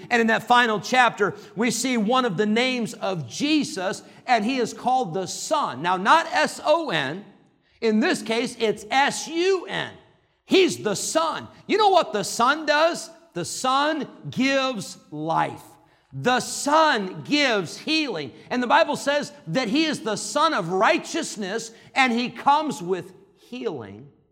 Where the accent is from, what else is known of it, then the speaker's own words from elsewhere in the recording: Northern Illinois, United States; moved away; I grew up in Northern Illinois. That's Yankee